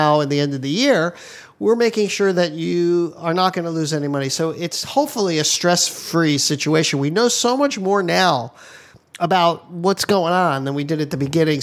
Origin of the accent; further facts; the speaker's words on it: Hawaii, United States; I'm from Hawaii